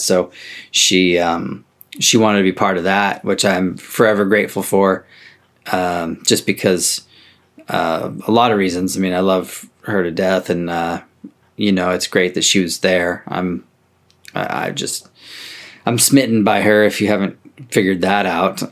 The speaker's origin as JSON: {"language": "English", "region": "Oregon", "country": "United States", "said": "I'm country mouse from Oregon"}